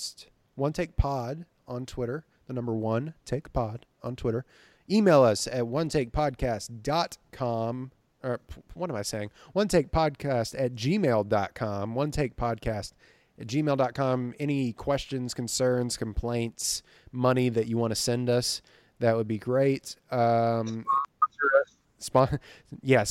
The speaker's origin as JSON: {"language": "English", "town": "Livingston", "region": "Texas", "country": "United States", "tie": "born or raised there", "moved": "yes", "said": "my hometown of Livingston, Texas."}